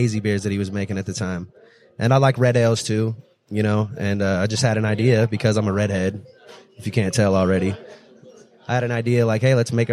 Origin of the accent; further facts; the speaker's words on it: Bakersfield, California, United States; I'm a local from Bakersfield